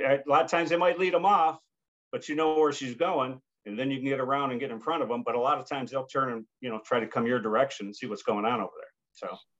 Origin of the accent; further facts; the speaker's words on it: United States; also born or lived in New York / Pennsylvania; growing up in New York and Pennsylvania, was pretty much all public hunting ground